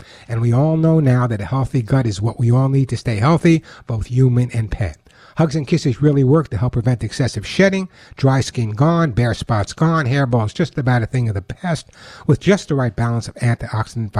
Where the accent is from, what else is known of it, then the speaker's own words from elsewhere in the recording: Long Island, New York, United States; now in Los Angeles, United States; I'm a New Yorker, Long Islander